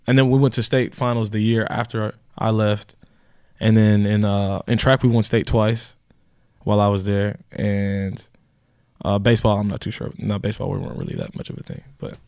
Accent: Houston, Texas, United States; In Texas. In Houston.

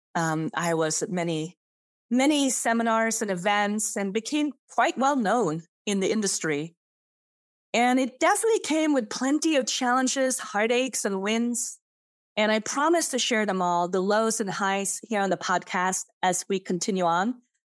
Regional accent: Sweden; English is a second language; also born or lived in Switzerland / San Francisco; now in Austin, United States; I I'm born in Zevers, a little, tiny, small town under, uh, Geneva Lake in Switzerland. And I grew up in Sweden

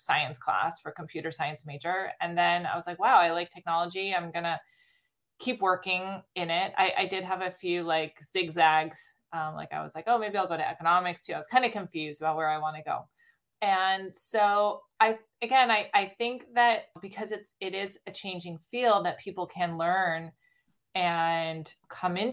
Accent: Stanford, California, United States; Growing up on the campus

